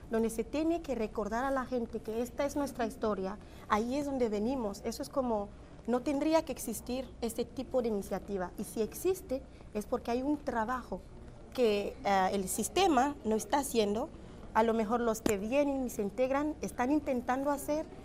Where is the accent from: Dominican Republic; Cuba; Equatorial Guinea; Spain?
Equatorial Guinea; Malabo, Bioko Norte; now in Canada